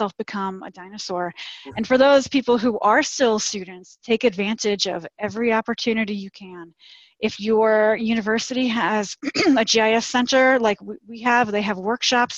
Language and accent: English; New York City, New York, United States; I grew up in Staten Island, and I went to Cornell